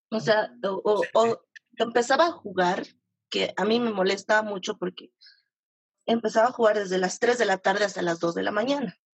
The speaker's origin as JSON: {"language": "Spanish", "region": "La Paz", "country": "Bolivia", "said": "De La Paz."}